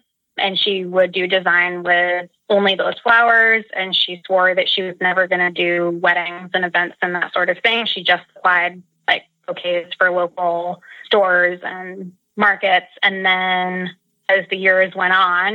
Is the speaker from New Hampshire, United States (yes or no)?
yes; Seacoast, New Hampshire, United States; I grew up in Seacoast, New Hampshire area, so close to the Atlantic Ocean